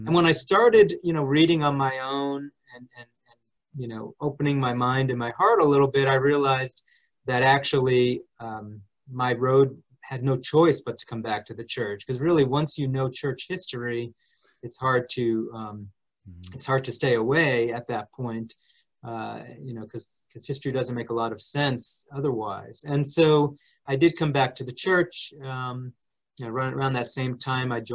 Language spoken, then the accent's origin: English; New Jersey, United States; I grew up in New Jersey